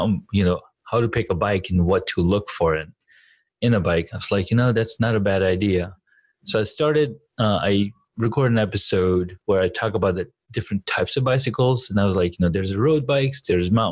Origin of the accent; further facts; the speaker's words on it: Saudi Arabia; moved away; I was growing up in Saudi Arabia